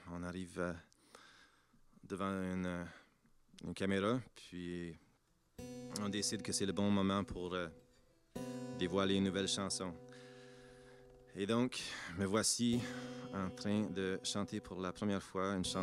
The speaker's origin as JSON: {"language": "French", "town": "Penetanguishene", "region": "Ontario", "country": "Canada", "tie": "born or raised there", "said": "dans mon lieu natal, où ce que j'ai grandi en Ontario, sur la baie Georgienne, le village de Penetanguishene et un village voisine qui s'appelle La Fontaine."}